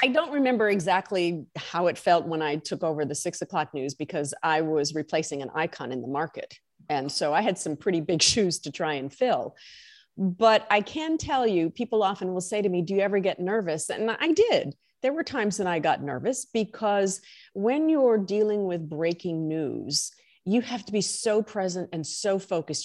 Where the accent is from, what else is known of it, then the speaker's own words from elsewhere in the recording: Hawaii, United States; also born or lived in Connecticut / Illinois; now in Boston, United States; what was it like growing up in Hawaii? I said, I didn't know anything else.